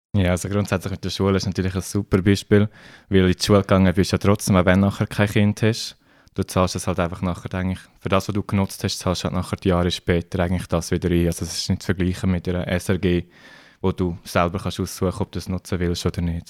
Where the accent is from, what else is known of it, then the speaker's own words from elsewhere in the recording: Switzerland; bei uns in der Schweiz